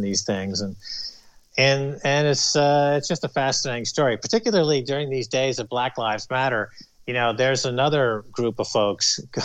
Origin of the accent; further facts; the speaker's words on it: United States; I guess I am from America